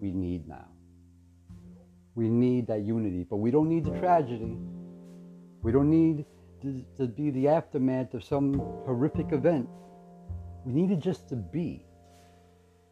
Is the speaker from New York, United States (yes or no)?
yes; New York City, New York, United States; I'm proud to be a New Yorker